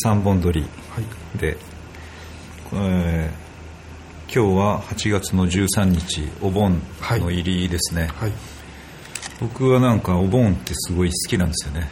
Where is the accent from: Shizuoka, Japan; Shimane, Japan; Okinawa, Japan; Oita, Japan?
Oita, Japan; Kunisaki Peninsula; 自分の生まれたその国東半島